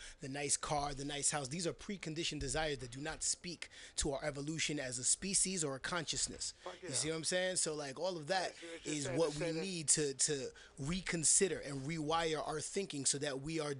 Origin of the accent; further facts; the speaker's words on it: New York, United States; moved away as an adult; now in San Francisco, United States; I was born and raised in New York. I've been out in the Bay Area on and off for about 13 years